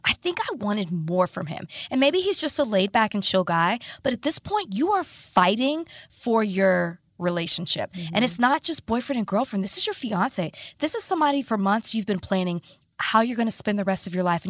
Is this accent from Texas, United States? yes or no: yes; Dallas, Texas, United States; we're both from Dallas